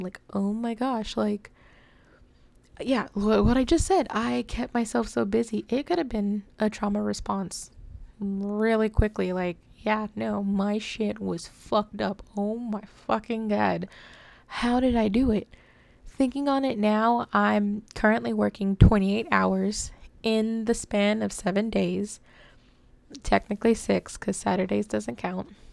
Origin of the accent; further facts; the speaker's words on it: DFW area, Texas, United States; I have never felt at home here in Texas. Um, I just, I don't know. I've lived here basically my whole life